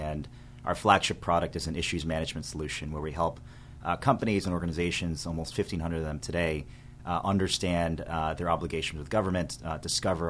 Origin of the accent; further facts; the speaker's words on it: Montgomery County, Maryland, United States; also born or lived in Michigan; I was born in Michigan, but I grew up here in Montgomery County, Maryland, ever since I was very, very young